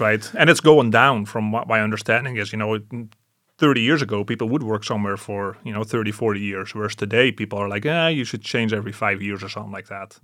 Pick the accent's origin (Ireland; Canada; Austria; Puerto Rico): Canada; I'm Canadian